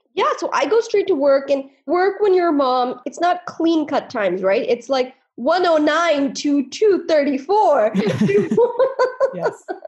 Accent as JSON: {"language": "English", "country": "India", "tie": "born or raised there", "moved": "yes", "lives_now": "United States", "said": "I was born in India"}